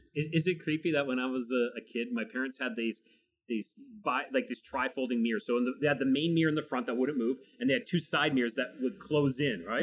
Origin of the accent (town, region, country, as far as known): Canada